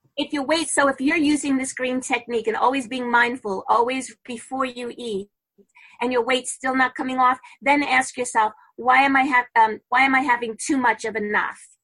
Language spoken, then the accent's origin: English; New York City, New York, United States; I'm originally from Brooklyn